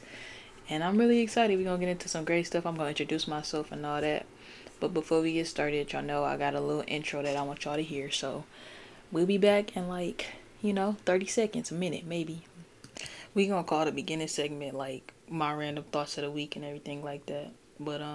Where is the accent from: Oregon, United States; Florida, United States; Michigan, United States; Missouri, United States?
Michigan, United States; I'm from Michigan